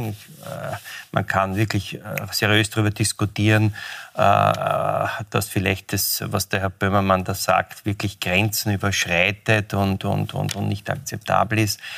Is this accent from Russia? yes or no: no; Austria; dazwischen habe ich ja mehr mich als Österreicher beleidigt gefühlt